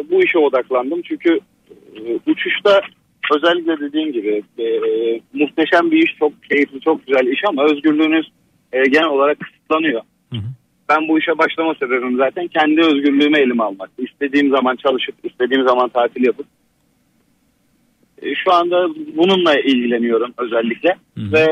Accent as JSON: {"language": "Turkish", "region": "Giresun", "country": "Turkey", "said": "Bu arada ben de Giresunluyum."}